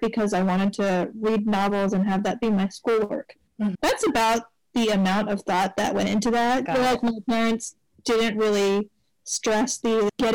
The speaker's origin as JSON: {"language": "English", "town": "Los Angeles", "region": "California", "country": "United States", "tie": "born or raised there", "said": "I was born and raised in LA. I grew up in the San Fernando Valley"}